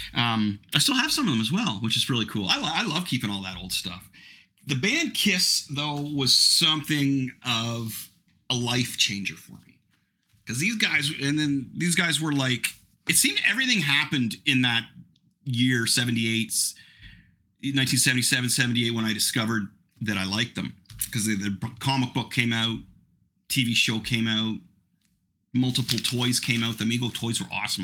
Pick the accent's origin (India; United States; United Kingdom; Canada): Canada; I'm I'm Canadian